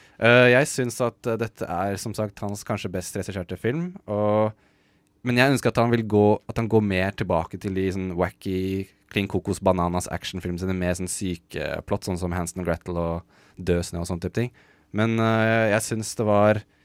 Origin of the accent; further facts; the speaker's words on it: Norway; som nordmann